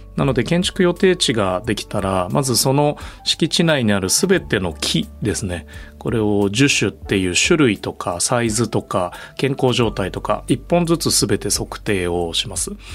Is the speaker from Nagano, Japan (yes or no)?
no; Hokkaido, Japan; moved away; also born or lived in Tokyo / Sweden; 北海道で生まれて育った